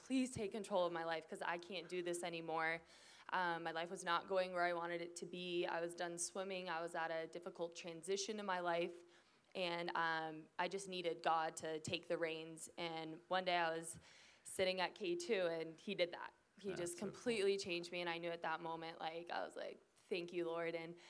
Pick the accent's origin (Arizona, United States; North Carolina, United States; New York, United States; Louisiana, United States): Arizona, United States; Phoenix; And so I'm from Phoenix, Arizona, and so it was kind of weird.